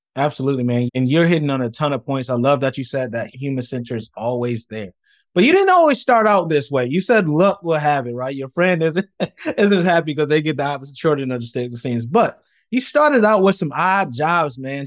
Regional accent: Rochester, New York, United States; I'm from Rochester, New York, where Kodak is from

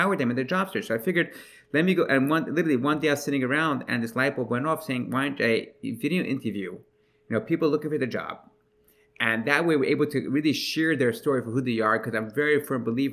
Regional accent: New York City, New York, United States; I'm from Brooklyn, New York, in a town, in a place called Crown Heights

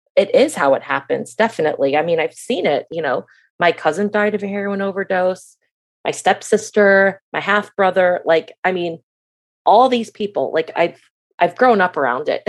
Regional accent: Michigan, United States; moved away as an adult; now in Florida, United States; I am from Michigan, and I moved to Florida when I was eighteen

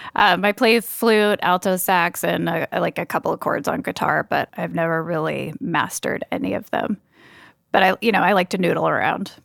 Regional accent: Cambria, California, United States; moved away as an adult; also born or lived in Los Osos, California; now in Seattle, United States; I grew up in a even smaller town called Cambria

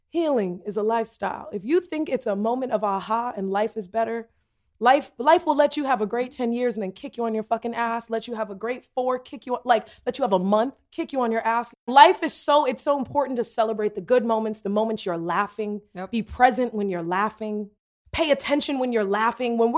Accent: Tennessee, United States; I'm from Tennessee, and I don't think you need to put that voice on there.

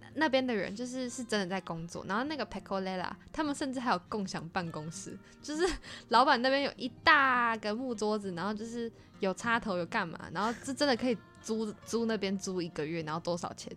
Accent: Taiwan; 结果搞了老半天我们都是台湾人

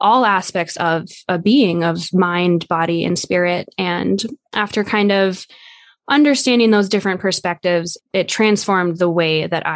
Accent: Black Hills, South Dakota, United States; I was raised in the Black Hills.

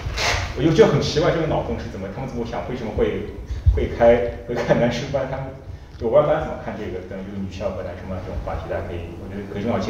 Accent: Shanghai, China; 我是上海人

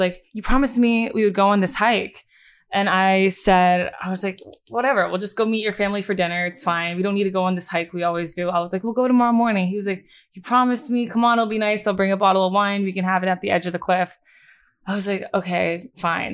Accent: Bucks County, Pennsylvania, United States; moved away as an adult; now in New York, United States; originally, I grew up in Bucks County, Pennsylvania

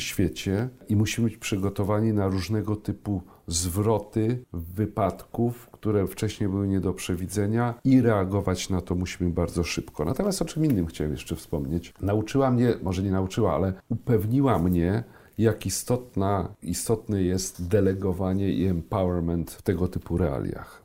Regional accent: Słupsk, Pomeranian Voivodeship, Poland; moved away as an adult; also born or lived in Szczecinek / Gdańsk; now in Warsaw, Poland; Ja urodziłem się w Szczecinku. Jak e, skończyłem pierwszą klasę, przenieśliśmy się do Słupska.

